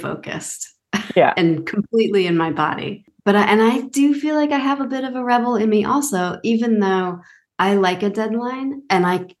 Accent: Massachusetts, United States; moved away as an adult; now in Outer Banks, North Carolina, United States; I write about the Outer Banks, but I'm not from here originally. I'm from Massachusetts. Mm. So I've lived here for 9 years

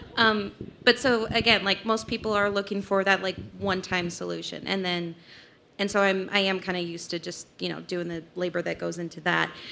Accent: Salt Lake City, Utah, United States; I'm from Salt Lake City

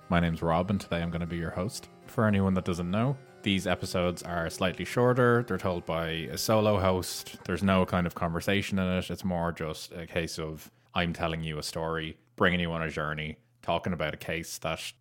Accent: Ireland; I obviously know about it being Irish, it's kind of something that we're aware

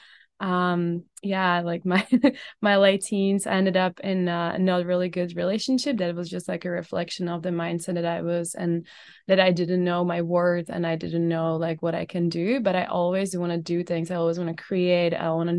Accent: Czechia; moved away as an adult; now in Canada; So I was blessed to grow up in Czech Republic and born and raised in Czech Republic. I've been in Canada for like about 4 years.

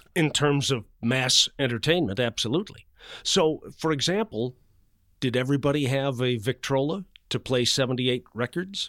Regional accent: Chicago, Illinois, United States; now in Atlanta, United States; I grew up in Chicago

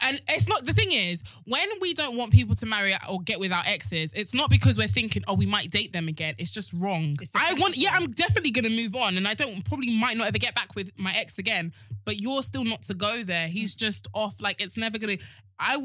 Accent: Nigeria; I'm a Nigerian woman.

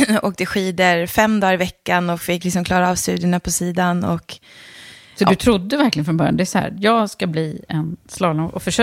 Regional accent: Leksand, Dalarna County, Sweden; Ja, precis. Jag är från Leksand. Men man hör inte det.

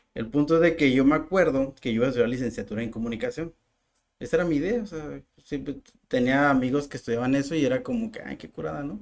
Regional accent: Mexico

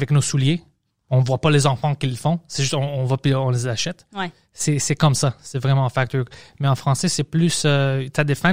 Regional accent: Greece; mon accent était bizarre je suis une grecque puis mes, professeurs venaient de la France alors je parle français comme ça

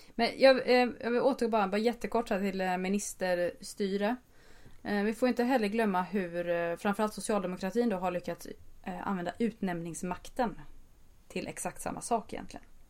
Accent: Gothenburg, Västra Götaland, Sweden; där jag uppväxt i en stadsdel i Göteborg

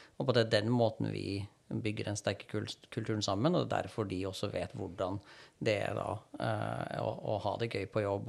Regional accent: Trondheim, Trøndelag, Norway; moved away as an adult; also born or lived in Stavanger; now in Oslo, Norway; jeg er opprinnelig fra Trondheim

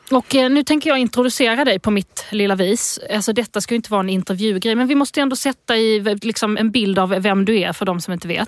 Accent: Lund, Skåne, Sweden; accent: Lund dialect; also born or lived in Eslöv; Jag kommer från Lund

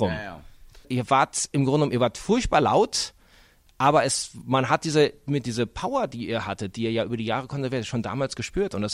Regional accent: Dortmund, North Rhine-Westphalia, Germany; Aus meiner Heimatstadt Dortmund kommt auch Robert Kampf

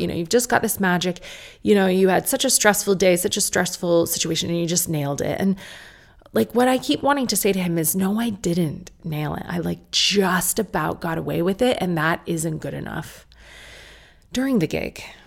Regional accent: United States; accent: American; my American accent

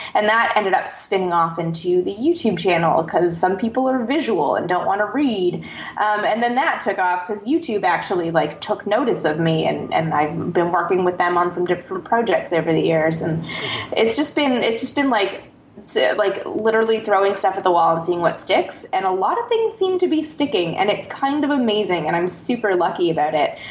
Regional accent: Canada; I'm from Canada

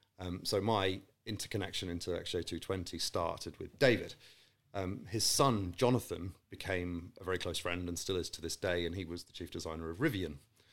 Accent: Saudi Arabia; also born or lived in Qatar / Malaysia; now in United Kingdom; So I was born and raised in Saudi. I spent a lot of time in Qatar subsequent to that and then Malaysia and then came back to the UK.

